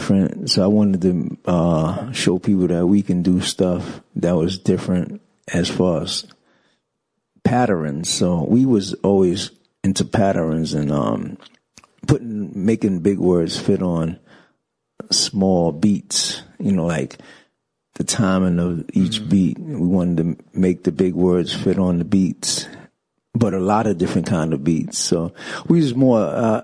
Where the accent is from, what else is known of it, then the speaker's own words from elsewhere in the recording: New York City, New York, United States; I grew up in the Bronx, basically, rapping.